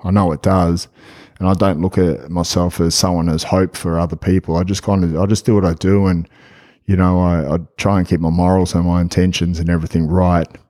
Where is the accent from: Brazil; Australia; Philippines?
Australia; I'm from Australia. I'm over here in Memphis